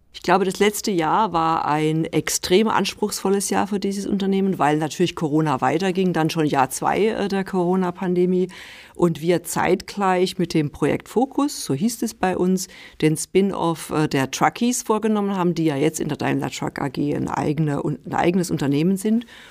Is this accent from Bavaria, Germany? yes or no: no; Rhineland-Palatinate, Germany; also born or lived in near Stuttgart; now in Stuttgart, Germany; ich bin äh, in der Pfalz geboren